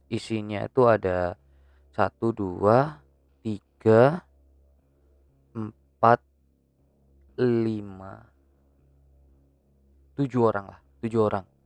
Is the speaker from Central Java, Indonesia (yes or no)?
no; Turen, East Java, Indonesia; Jadi kita dari Malang, Malang Selatan dari Turen ya, eh, tempat gua gitu.